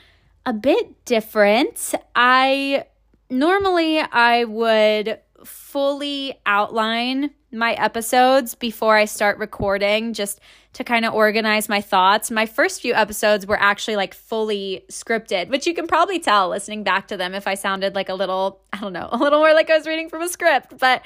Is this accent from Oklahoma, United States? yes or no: no; Tampa, Florida, United States; now in Kansas City, United States; But yeah, moved up from Tampa. Tampa's my hometown. Spent, I guess, the majority of my life there, but also moved around quite a bit between cities and states